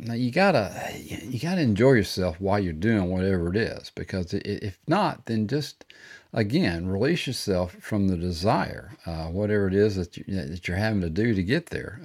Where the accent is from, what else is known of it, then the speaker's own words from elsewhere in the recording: Texas, United States; I'm from Texas and we used to say fixing to, all the time